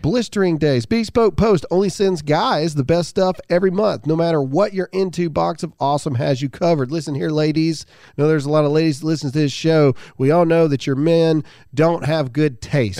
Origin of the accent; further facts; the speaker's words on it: Mississippi, United States; I'm from Mississippi.